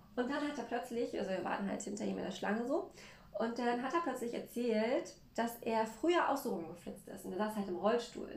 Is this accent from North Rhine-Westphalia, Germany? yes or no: no; Mecklenburg-Vorpommern, Germany; für mich als Mecklenburger war das eine komplett andere Welt. Denn bei uns ist es so, hier in Mecklenburg